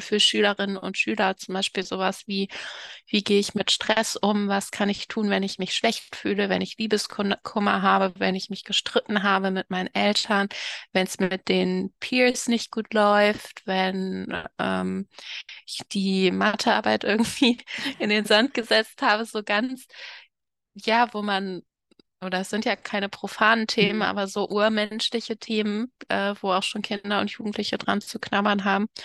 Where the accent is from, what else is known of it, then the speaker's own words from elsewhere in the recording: Cologne, North Rhine-Westphalia, Germany; moved away as an adult; also born or lived in Dresden / Potsdam; ich bin übrigens in Köln geboren, das sollte ich noch ergänzen, und auch aufgewachsen